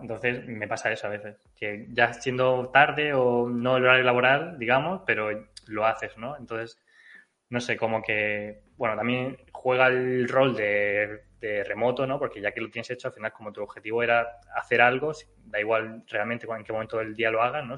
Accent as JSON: {"language": "Spanish", "region": "Region of Murcia", "country": "Spain", "said": "yo soy murciano y hablo inglés"}